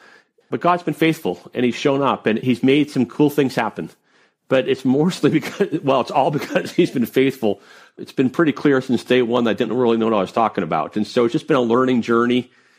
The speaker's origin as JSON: {"language": "English", "region": "the North", "country": "United States", "said": "I'm from the North. This is the South."}